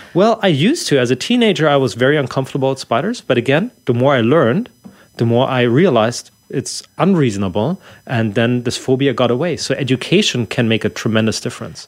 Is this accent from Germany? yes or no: yes; Germany; English is a second language; moved away; I'm from Germany originally